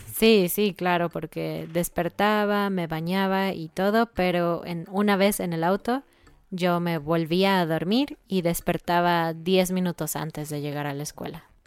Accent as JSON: {"language": "Spanish", "region": "Mexico City", "country": "Mexico", "said": "soy de Ciudad de México"}